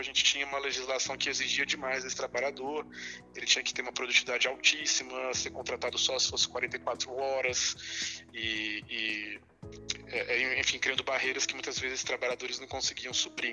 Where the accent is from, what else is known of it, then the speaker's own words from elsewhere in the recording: Brasília, Federal District, Brazil; eu sou, sou brasiliense